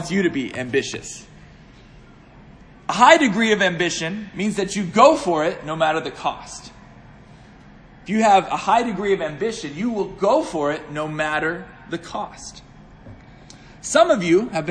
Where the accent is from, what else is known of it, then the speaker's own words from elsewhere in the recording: Pittsburgh, Pennsylvania, United States; also born or lived in Northern Virginia; I hail from Pittsburgh, Pennsylvania